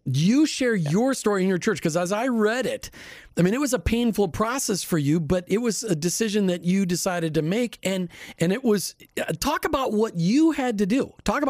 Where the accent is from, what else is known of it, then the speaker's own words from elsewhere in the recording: Minnesota, United States; because I grew up in Minnesota where everybody's just nice